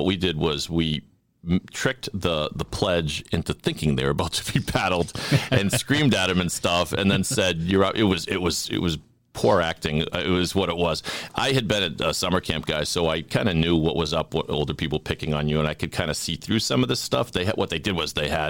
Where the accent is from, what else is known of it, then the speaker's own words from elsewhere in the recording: Sharon, Massachusetts, United States; also born or lived in Philadelphia; I'm from Sharon, Mass. I'm a townie.